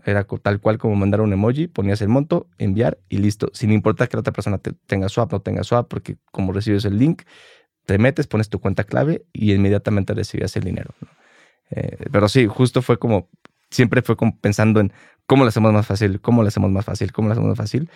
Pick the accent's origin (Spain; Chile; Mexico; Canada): Mexico; Mexico City; Yo crecí aquí en la Ciudad de México